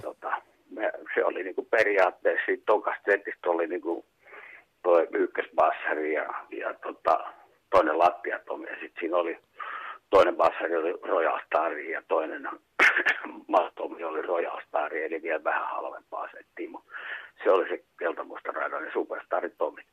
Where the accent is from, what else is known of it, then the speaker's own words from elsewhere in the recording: Kuusankoski, Kymenlaakso, Finland; also born or lived in Kouvola; Muutettiin sitten Kuusalta Kouvolaan omakotitaloon